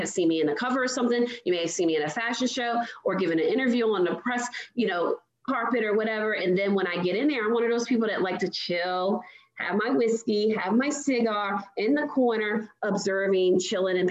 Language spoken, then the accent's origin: English; Baltimore, Maryland, United States; I'm originally from Baltimore